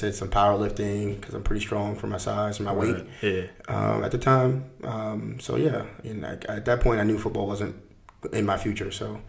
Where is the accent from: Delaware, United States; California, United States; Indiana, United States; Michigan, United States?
Delaware, United States; Wilmington; I grew up right up in Wilmington, Delaware.